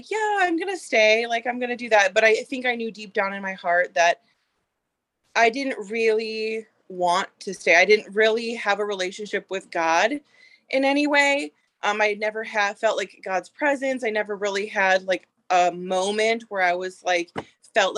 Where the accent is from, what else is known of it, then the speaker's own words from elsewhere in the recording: Minnesota, United States; I am from Minnesota